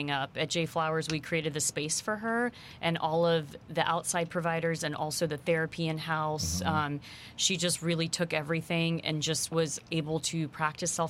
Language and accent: English; New Jersey, United States; moved away as an adult; also born or lived in Queens, New York; now in Houston, United States; I was born in Queens, New York, grew up in New Jersey, have strong Indian roots.